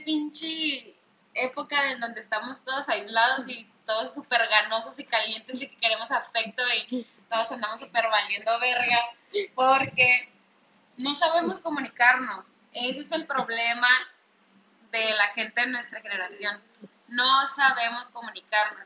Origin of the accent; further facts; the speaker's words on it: northern Mexico, Mexico; somos norteñas